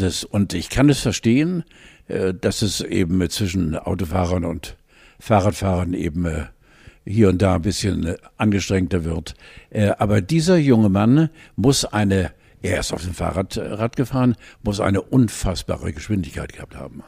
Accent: Wentorf bei Hamburg, Schleswig-Holstein, Germany; Wir sind ja am Rande von Hamburg groß geworden, in einem fast schon dörflichen Charakter. Wentorf bei Bergedorf.

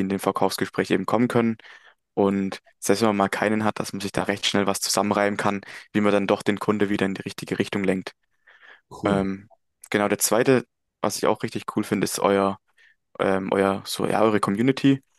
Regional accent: Möckmühl, Baden-Württemberg, Germany; komme aus Mückmühl, das ist in der Nähe von Heilbronn

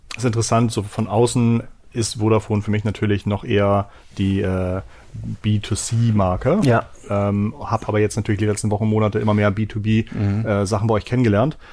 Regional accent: Hamburg, Germany; bei uns in Hamburg

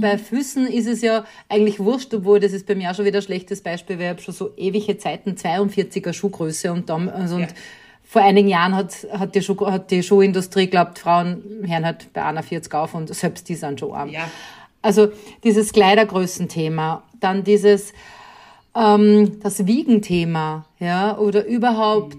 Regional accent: Upper Austria, Austria; bin Oberösterreicherin

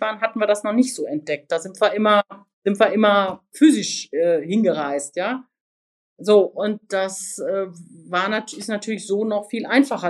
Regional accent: Sauerland, North Rhine-Westphalia, Germany; ich bin im Sauerland aufgewachsen

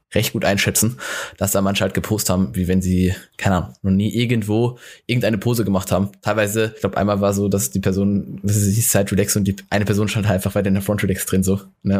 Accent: Hockenheim, Baden-Württemberg, Germany; aus dem Ort, wo ich herkomme, aus Hockenheim

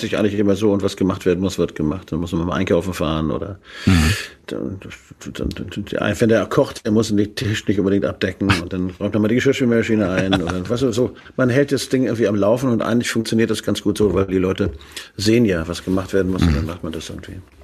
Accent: Hamburg, Germany; also born or lived in Flensburg; now in Schleswig-Holstein, Germany; Ich komme ja aus Hamburg, meine Mutter kommt aus Flensburg, da bin ich eigentlich geboren

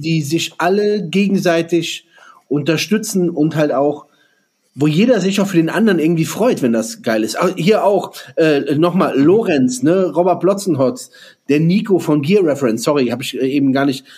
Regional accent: Germany; hier bei uns in Deutschland

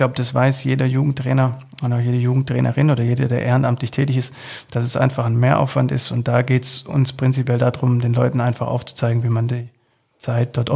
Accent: Filderstadt, Baden-Württemberg, Germany; also born or lived in Leinfelden-Echterdingen; ich bin in Filderstadt groß geworden, äh, beziehungsweise in Leinfeld Leinfelden Echterding

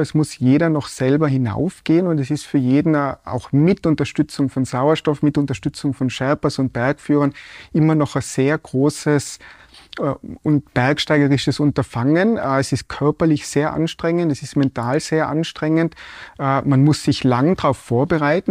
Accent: Tyrol, Austria; Ich bin da aufgewachsen in Tirol, in den Bergen

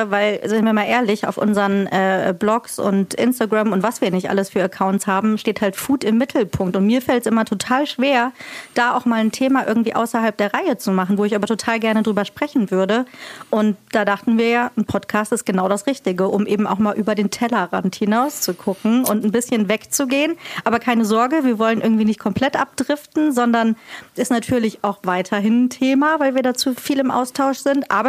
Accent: Marburg, Hesse, Germany; Ich bin sowas von in Marburg geboren und in Marburg immer gewohnt und aufgewachsen, auch nicht in einem Dorf oder Stadtteil.

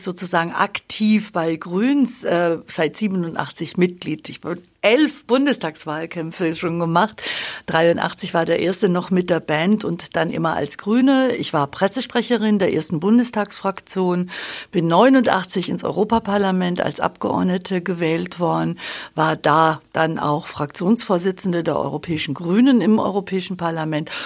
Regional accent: Babenhausen, Bavaria, Germany; moved away as an adult; also born or lived in Augsburg / Munich / Dortmund; ich bin leidenschaftliche Schwäbin seit 97, 98 in Augsburg, aufgewachsen in Babenhausen

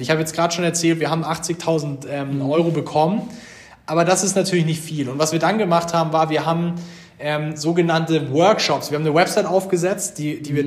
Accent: Munich, Bavaria, Germany; also born or lived in Pullach; Wir Gründer sind auch alle Bayern.

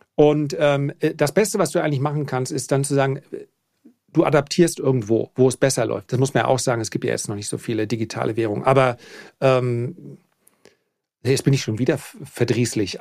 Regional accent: Flensburg, Schleswig-Holstein, Germany; bei uns in Flensburg

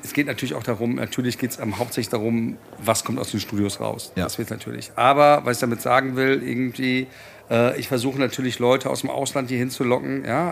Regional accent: Frankfurt, Hesse, Germany; hier in meiner, in meiner Heimat

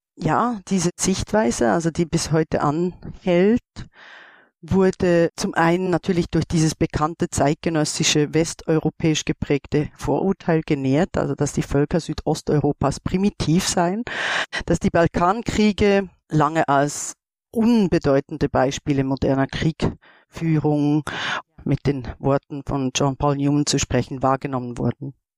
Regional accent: Switzerland; ich komme aus der Schweiz.

